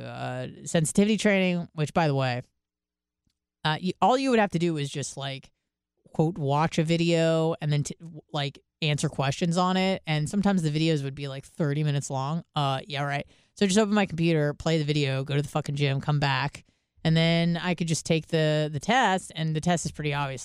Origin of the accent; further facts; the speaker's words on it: San Diego, California, United States; I'm from San Diego